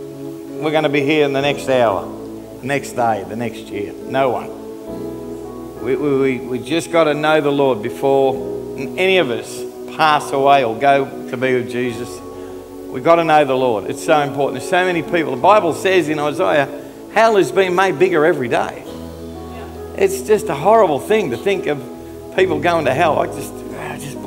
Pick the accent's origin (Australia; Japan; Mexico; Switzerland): Australia; I'm an Aussie